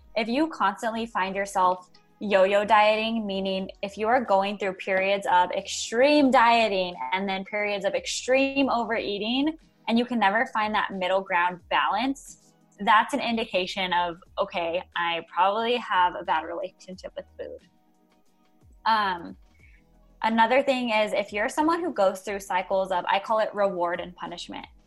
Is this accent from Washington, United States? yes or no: no; Albuquerque, New Mexico, United States; I'm actually from New Mexico, Albuquerque, New Mexico